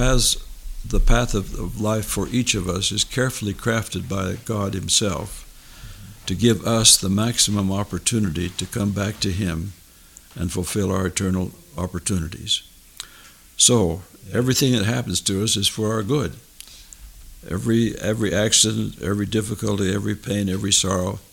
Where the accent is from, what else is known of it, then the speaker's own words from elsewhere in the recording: United States; also born or lived in Utah, United States / Nevada, United States; I was born in Utah, raised in California and Nevada